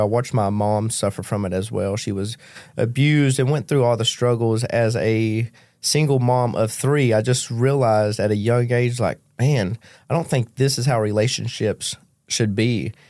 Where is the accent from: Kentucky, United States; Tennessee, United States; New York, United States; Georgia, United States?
Kentucky, United States; moved away; I grew up in Macquarie County, Kentucky, dirt poor